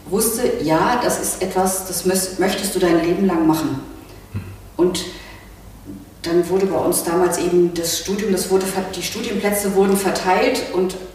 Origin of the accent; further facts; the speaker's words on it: West Germany, Germany; ich bin ja nun im Westen groß geworden